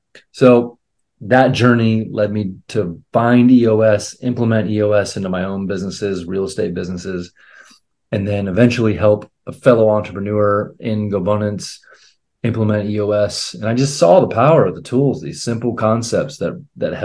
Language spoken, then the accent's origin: English; Akron, Ohio, United States; now in Columbus, United States; I'm in Columbus, Ohio. I'm from Akron, Ohio